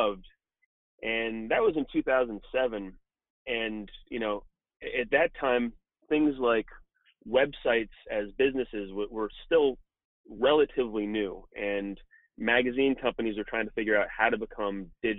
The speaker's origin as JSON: {"language": "English", "town": "Malibu", "region": "California", "country": "United States", "tie": "born or raised there", "also_born_or_lived": "New York City / Los Angeles", "said": "I grew up in Malibu, California"}